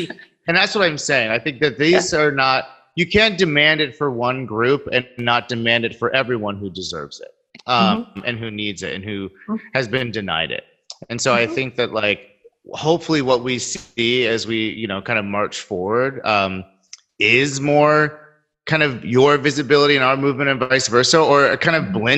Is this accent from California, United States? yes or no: yes; Sacramento, California, United States; growing up in Sacramento